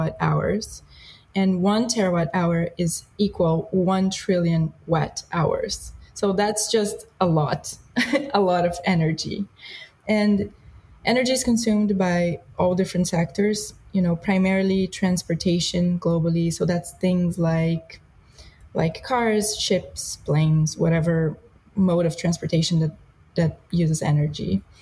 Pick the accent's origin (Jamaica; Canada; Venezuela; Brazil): Brazil; moved away; I grew up in Brazil